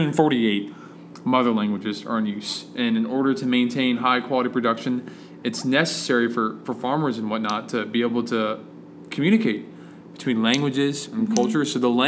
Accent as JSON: {"language": "English", "town": "Washington", "region": "District of Columbia", "country": "United States", "tie": "born or raised there", "said": "my hometown, Washington, D.C., the nation's capital."}